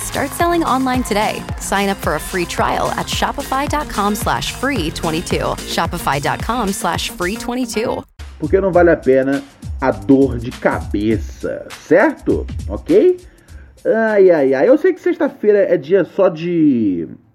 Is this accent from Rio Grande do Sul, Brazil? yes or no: no; São Paulo, Brazil; eu sou aqui do Capão Redondo, Zona Sul de São Paulo